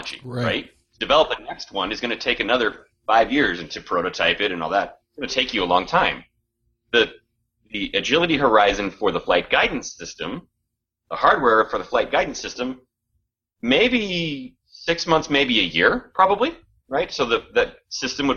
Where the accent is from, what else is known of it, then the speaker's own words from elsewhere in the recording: United States; we're both from the Washington area